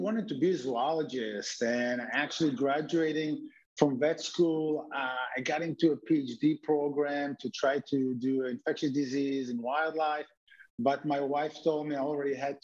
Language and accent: English; Israel; now in United States; As a kid, I grew up in Israel